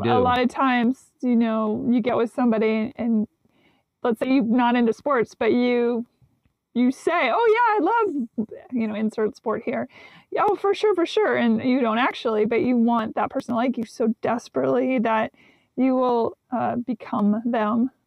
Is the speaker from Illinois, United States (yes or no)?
no; Seattle, Washington, United States; also born or lived in Nashville; now in Los Angeles, United States; I was raised up in Seattle, the Pacific Northwest.